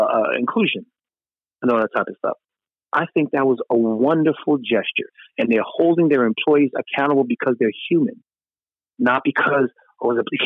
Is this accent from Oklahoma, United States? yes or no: no; New York City, New York, United States; moved away as an adult; also born or lived in Brooklyn / Harlem; now in California, United States; I grew up in Queens.